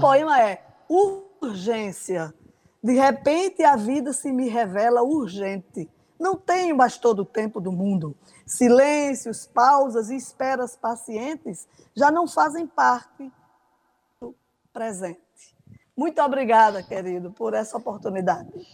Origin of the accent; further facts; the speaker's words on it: Pocinhos, Paraíba, Brazil; minha infância lá em Pocinhos